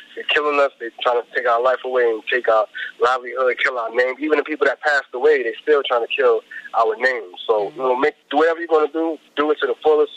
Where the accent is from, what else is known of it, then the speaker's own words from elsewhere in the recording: New York City, New York, United States; we came from the South Bronx